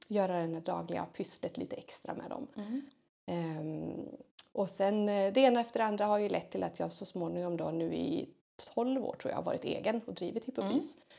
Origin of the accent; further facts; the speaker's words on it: Hälsingland, Gävleborg County, Sweden; moved away; tjej som är uppväxt i Hälsingland, långt härifrån